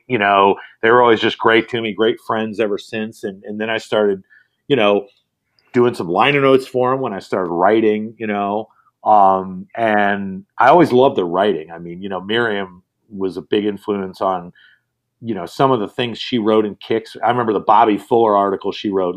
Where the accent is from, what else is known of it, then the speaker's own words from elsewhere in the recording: South Bend, Indiana, United States; also born or lived in Chicago; my hometown, South Bend, Indiana.